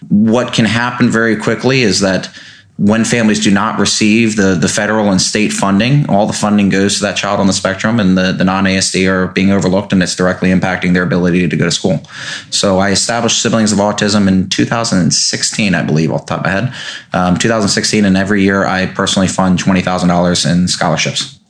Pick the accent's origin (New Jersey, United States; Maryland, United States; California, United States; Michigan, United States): Maryland, United States; Davidsonville; also born or lived in Annapolis; born and raised in Davidsonville, but I've always had an Annapolis presence. Uh, graduated from Annapolis Area Christian School